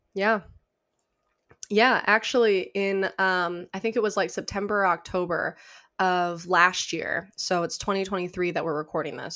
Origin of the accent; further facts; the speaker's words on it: Illinois, United States; moved away as an adult; now in Tennessee, United States; I'm from Illinois originally. Um, I'm a Warren Township High School alum